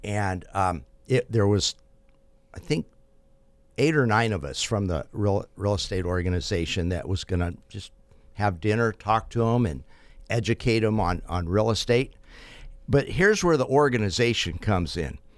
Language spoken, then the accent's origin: English; Fresno, California, United States; I'm from Fresno